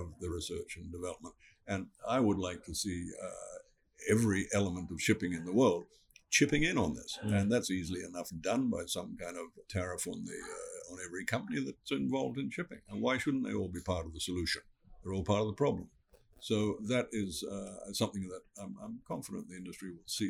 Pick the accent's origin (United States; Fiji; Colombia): Fiji; I come from Fiji, and my people have been living in Fiji for five generations